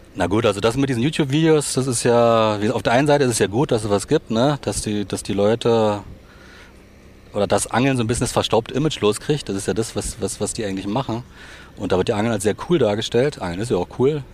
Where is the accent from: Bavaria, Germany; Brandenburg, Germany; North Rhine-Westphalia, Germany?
Brandenburg, Germany; Potsdam; Ich bin sozusagen im Osten geboren, in Potsdam